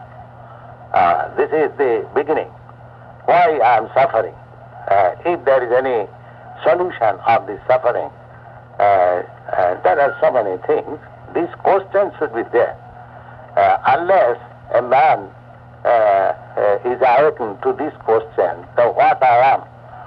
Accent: Kolkata, West Bengal, India; moved away as an adult; also born or lived in Vrindavan, India; I was born in Calcutta

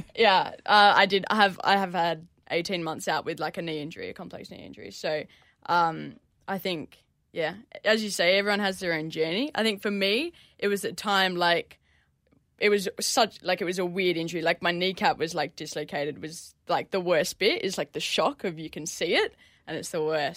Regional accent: Perth, Western Australia, Australia; moved away; I grew up in Perth

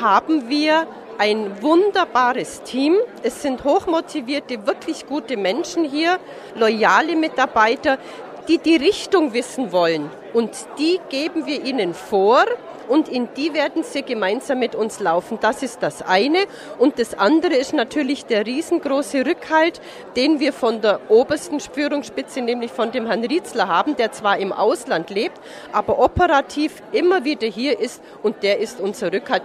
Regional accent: Forggensee, between Forggensee and Hohenschwangau, Bavaria, Germany; now in Marktoberdorf, Germany; Im Prinzip bin ich am Forkensee aufgewachsen zwischen Forkensee und Hohenschwangau

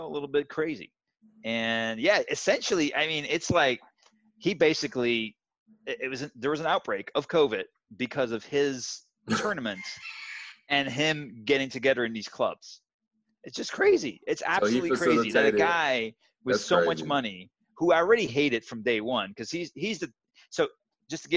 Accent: Miami, Florida, United States; moved away as an adult; now in Atlanta, United States; I live in Atlanta now, but I still have, you know, I grew up in Miami, lived there for 20 years

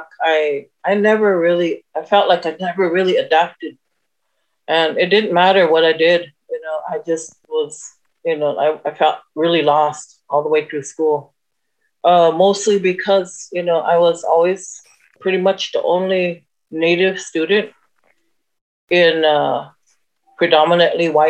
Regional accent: Omaha Nation, Nebraska, United States; I'm from the Omaha Nation

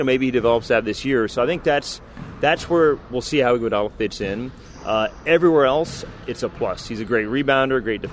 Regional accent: Bay Area, California, United States; I grew up in the Bay Area

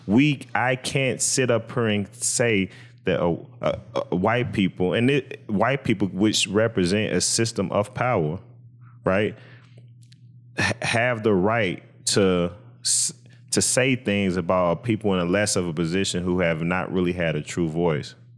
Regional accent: United States

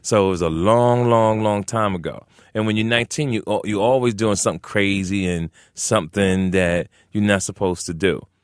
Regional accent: Jersey City, New Jersey, United States; moved away as an adult; also born or lived in Arizona / California; I'm originally from Jersey City, New Jersey, Brick City

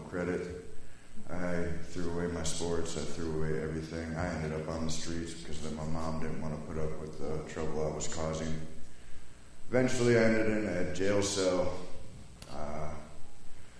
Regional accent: Wisconsin, United States; I'm from Wisconsin, born and raised

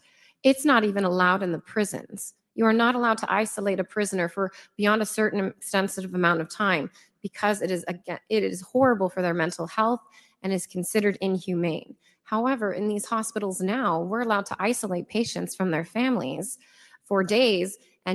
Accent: United States

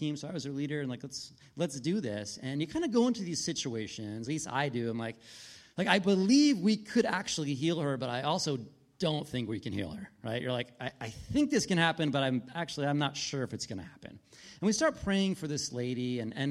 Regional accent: United States; We're missionaries from the United States

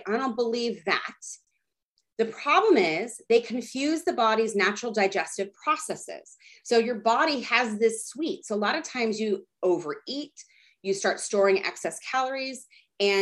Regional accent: Texas, United States; I grew up in Texas.

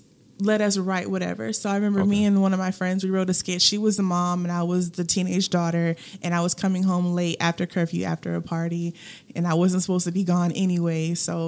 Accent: Germany; born there; also born or lived in Hawaii; I am an Army brat, so I was born in Germany, and I've lived different places all over

